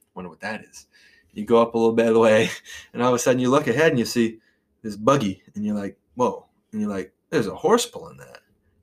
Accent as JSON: {"language": "English", "town": "Irasburg", "region": "Vermont", "country": "United States", "said": "I'm from Irisburg, it does border Brownington."}